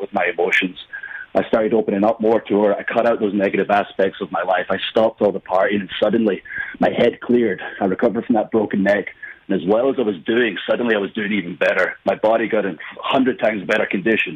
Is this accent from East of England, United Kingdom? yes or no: no; Scotland, United Kingdom; moved away as an adult; I came from Scotland